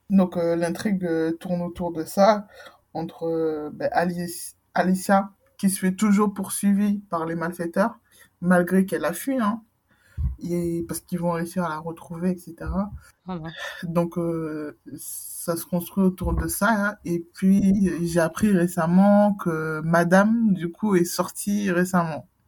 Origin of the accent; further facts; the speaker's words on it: Guadeloupe; Je suis Guadeloupéenne, oh.